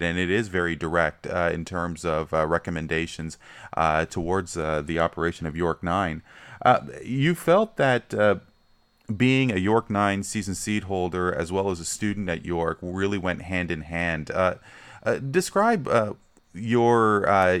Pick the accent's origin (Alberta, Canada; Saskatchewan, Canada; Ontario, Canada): Ontario, Canada; Brampton; growing up in Brampton, as I did